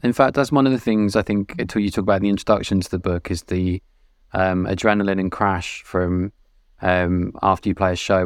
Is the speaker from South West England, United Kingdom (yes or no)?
yes; Weymouth, South West England, United Kingdom; I worked in a venue growing up in Weymouth